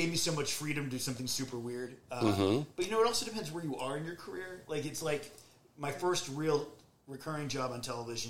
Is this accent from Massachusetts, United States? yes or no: yes; Boston, Massachusetts, United States; now in California, United States; I'm from Boston.